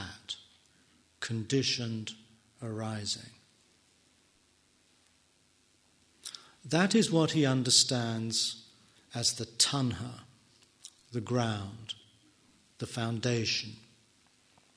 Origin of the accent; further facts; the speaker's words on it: England, United Kingdom; I am an English person